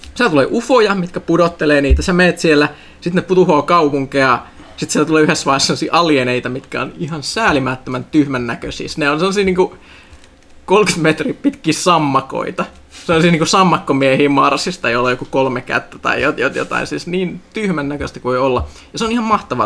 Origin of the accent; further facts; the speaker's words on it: Finland; kun mä olin pieni Suomessa